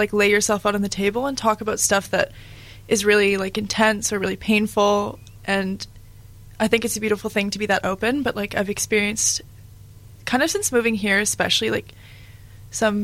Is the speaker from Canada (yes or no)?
yes; Canada; moved away as an adult; now in Dunedin, New Zealand; I'm Canadian, and I live in Dunedin, obviously, and have been in New Zealand since last January